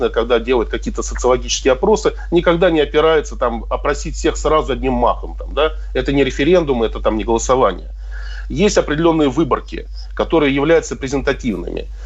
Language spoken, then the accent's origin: Russian; Moscow, Russia; now in Crimea; Я коренной москвич.